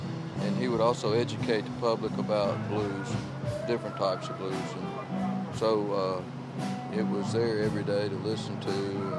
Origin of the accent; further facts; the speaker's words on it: Belzoni, Mississippi, United States; also born or lived in Duncan, Mississippi; My hometown is Belzona. It's I think slab dab in the middle of the Delta. I mean, it's between Clarksdale and Jackson.